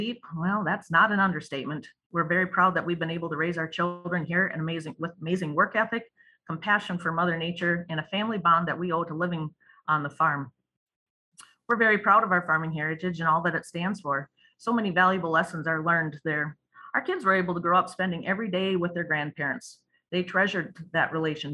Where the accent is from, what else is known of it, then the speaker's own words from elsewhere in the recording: Cameron, Wisconsin, United States; growing up in that small town, you get to know everybody and everybody knows you